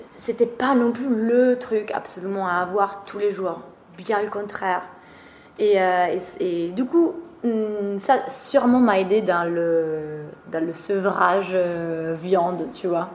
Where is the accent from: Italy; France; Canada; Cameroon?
Italy; Trentino-Alto Adige; French is a second language; moved away; je suis italienne d'origine. Ma famille est toujours en Italie.